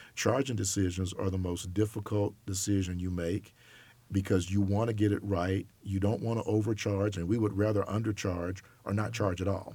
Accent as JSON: {"language": "English", "town": "Auburn", "region": "Alabama", "country": "United States", "tie": "born or raised there", "also_born_or_lived": "New York", "moved": "as an adult", "said": "I grew up in Auburn, Alabama."}